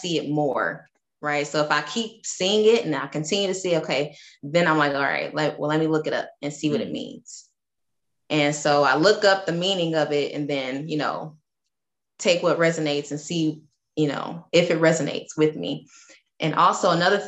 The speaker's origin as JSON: {"language": "English", "town": "Detroit", "region": "Michigan", "country": "United States", "tie": "born or raised there", "said": "I'm from Detroit, Michigan. So that was my area code growing up."}